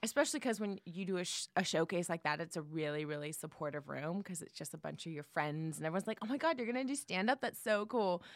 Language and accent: English; San Jose, California, United States; moved away; I'm from the Bay Area, San Jose